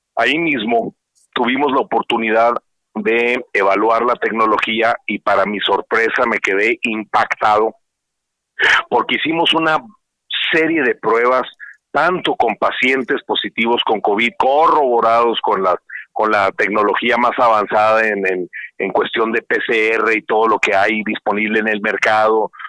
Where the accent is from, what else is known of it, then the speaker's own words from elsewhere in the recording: Ciudad Juárez, Chihuahua, Mexico; yo soy de Ciudad Juárez, soy chihuahuense